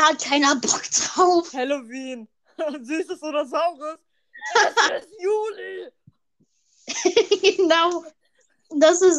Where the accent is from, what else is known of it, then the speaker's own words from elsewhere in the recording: Rhineland, Germany; Äh, nee, ich komme hier aus dem Rheinland. Aus dem Rheinland.